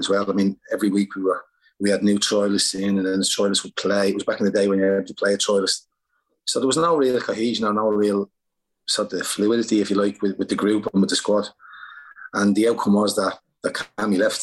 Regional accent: Ireland; moved away; I'm Irish

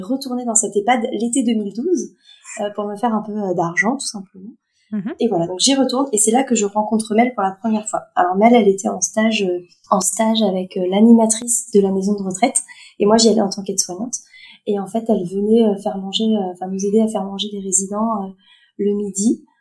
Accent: Sarthe, Pays de la Loire, France; moved away as an adult; also born or lived in Strasbourg; c'est une maison de retraite euh, qui est à 20 km de chez moi, dans la Sarthe

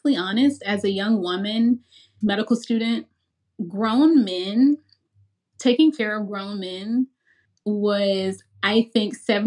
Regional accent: Memphis, Tennessee, United States; I'm from Memphis.

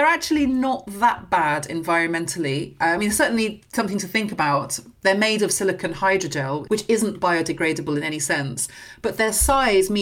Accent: near Guildford, South East England, United Kingdom; I grew up near Guildford, so Kingston was a big night out

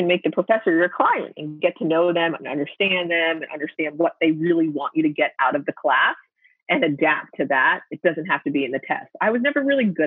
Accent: Pennsylvania, United States; also born or lived in Pittsburgh; the city that was furthest from my hometown, but was still in state

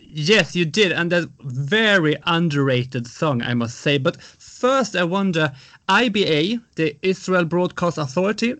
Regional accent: Sweden; I'm from Sweden

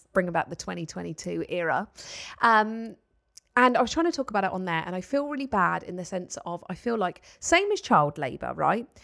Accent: Paultons Park area, South East England, United Kingdom; it is is in my hometown

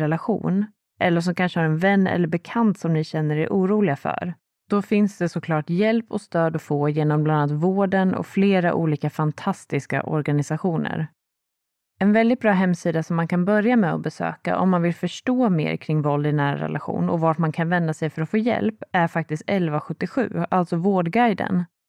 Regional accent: Sweden; här hemma i Sverige

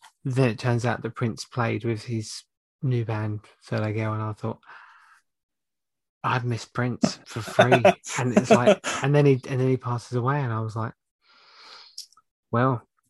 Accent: London, United Kingdom; moved away; I come from Hackney, and my family, majority of my family are from Hackney and Islington

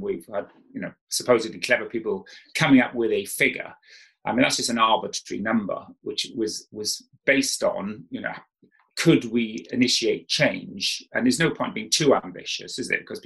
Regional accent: South Wales, United Kingdom; moved away as an adult; when I grew up in South Wales

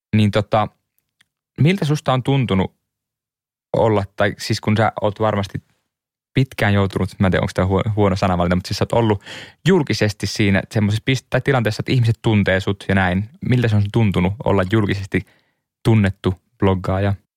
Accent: Liminka, North Ostrobothnia, Finland; also born or lived in Suomenlinna, Helsinki; now in Helsinki, Finland; Ei liminkaan, mistä mä oon kotoisin pohjoisesta

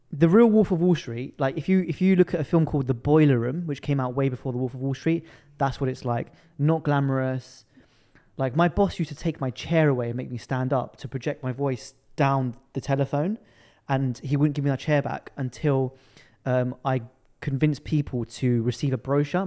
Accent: London, United Kingdom; I was born and raised in London.

